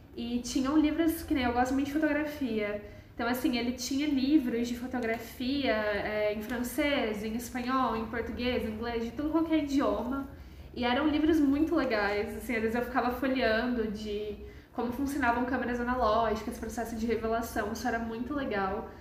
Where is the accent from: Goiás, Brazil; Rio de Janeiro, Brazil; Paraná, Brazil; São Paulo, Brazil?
Paraná, Brazil; Londrina; também sou de Londrina. Eu vinha mais no museu com a escola quando eu era criança.